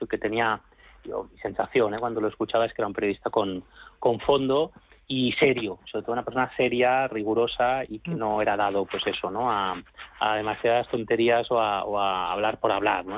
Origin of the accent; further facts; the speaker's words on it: Catalonia, Spain; now in Madrid, Spain; Aunque soy catalán, soy del Madrid